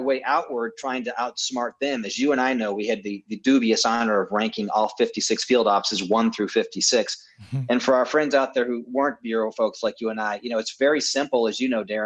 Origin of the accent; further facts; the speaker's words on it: Mentor, Ohio, United States; moved away; I was hired in my hometown of Mentor, Ohio